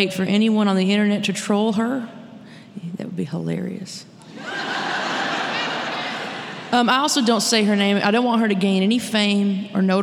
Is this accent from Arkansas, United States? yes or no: yes; Arkansas, United States; moved away as an adult; now in Nashville, United States; I'm from Arkansas. So is … and … and …